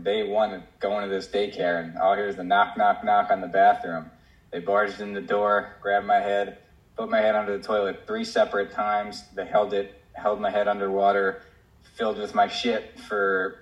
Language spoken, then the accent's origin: English; New Jersey, United States; moved away; I was actually living in Jersey. I'm from New Jersey